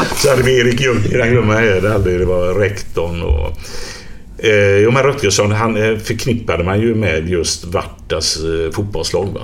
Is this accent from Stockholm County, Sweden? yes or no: no; Gothenburg, Västra Götaland, Sweden; när jag växte upp till exempel i Biskopsgården